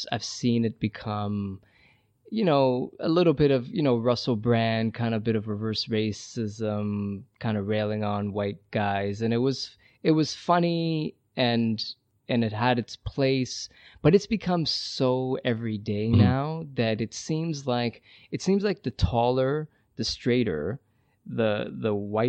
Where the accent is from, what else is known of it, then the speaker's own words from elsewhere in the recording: Iran; born there; moved away; also born or lived in Brazil; I've lived in Brazil 3 years. I taught English down there. I was born in Iran. I've went back and visited.